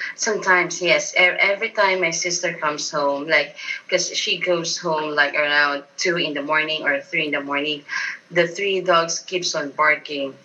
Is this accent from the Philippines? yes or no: yes; Philippines; first language Tagalog; English is a second language; from the Philippines